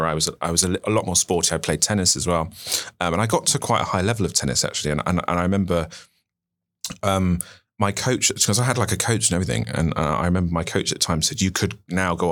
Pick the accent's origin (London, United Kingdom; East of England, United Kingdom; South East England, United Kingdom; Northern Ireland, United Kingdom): South East England, United Kingdom; Gosport; I'm originally from Gosport in Hampshire, but nobody really ever knows where that is. So I usually say Portsmouth